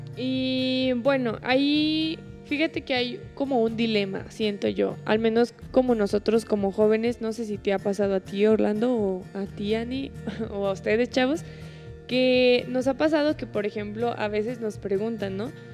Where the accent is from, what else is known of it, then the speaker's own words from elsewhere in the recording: Mexico; para nosotros, pues como mexicanos